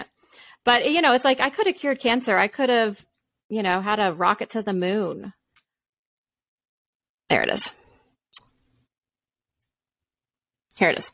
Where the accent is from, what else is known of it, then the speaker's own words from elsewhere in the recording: a suburb of Tampa, Florida, United States; grew up in a town in a suburb of Tampa